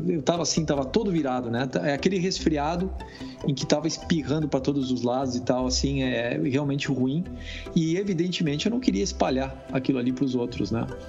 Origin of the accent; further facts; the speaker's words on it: Brazil; moved away as an adult; also born or lived in France; now in Austin, United States; eu sou brasileiro e moro nos Estados Unidos já tem 17 anos.